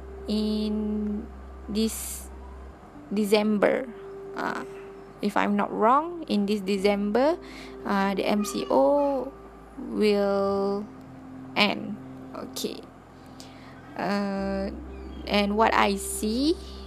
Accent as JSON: {"language": "English", "country": "Malaysia", "said": "I am very proud as a Malaysian"}